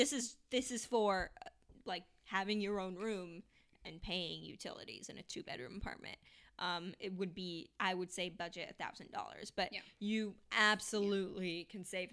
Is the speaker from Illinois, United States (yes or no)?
no; Orange County, California, United States; moved away as an adult; now in Los Angeles, United States; I'm from Orange County, which for anyone who doesn't know is about an hour south of, not even that, like, well, okay, hour in traffic, but like 45 minutes really south, in California. And, yeah, so after college, I, you know, did the whole post-college travel thing, and then I just moved back home